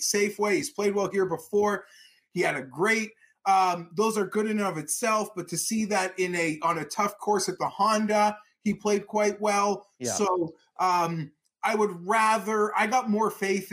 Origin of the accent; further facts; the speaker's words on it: Canada; I'm a Canadian.